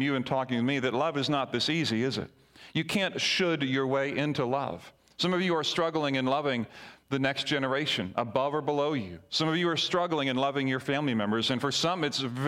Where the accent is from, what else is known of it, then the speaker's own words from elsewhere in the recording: Barbados; as a young child growing up in Barbados